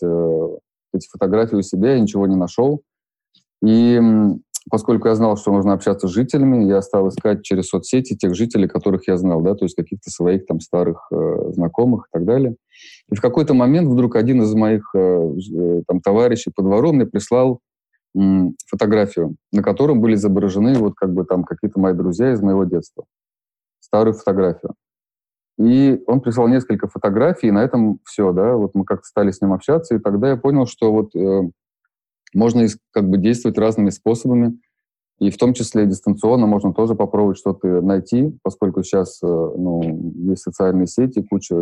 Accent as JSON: {"language": "Russian", "town": "Ufa", "region": "Bashkortostan", "country": "Russia", "tie": "born or raised there", "moved": "yes", "said": "я родился в Уфе, и я 10 лет прожил э, во дворе"}